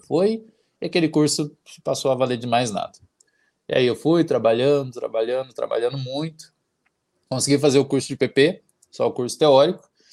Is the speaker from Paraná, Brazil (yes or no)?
yes; Santana do Itararé, Paraná, Brazil; moved away; Mas eu sou de Santana do Itararé, uma cidade que tem 5 mil habitantes.